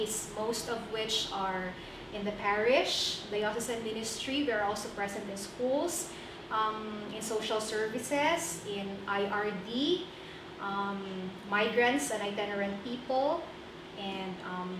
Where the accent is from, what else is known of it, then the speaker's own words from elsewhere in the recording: Dumanjug, Cebu, Central Visayas, Philippines; moved away as an adult; also born or lived in Cotabato / Manila / Tawi-Tawi; now in Kidapawan City, Philippines; my very own hometown in Dumanhong, Cebu